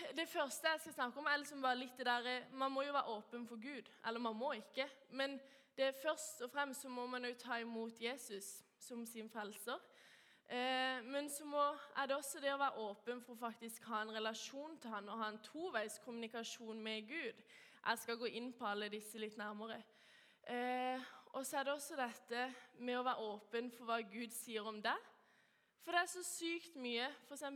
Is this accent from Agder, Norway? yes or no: yes; Kristiansand, Agder, Norway; jeg er oppvokst i Vågsby frikirke eh, og går